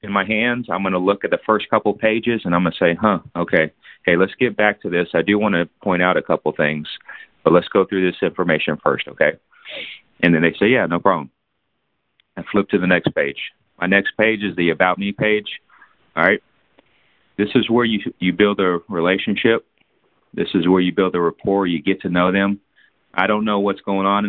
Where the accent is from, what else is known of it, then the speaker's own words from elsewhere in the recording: San Antonio, Texas, United States; now in Fort Worth, United States; I was born in San Antonio. I live in Fort Worth now.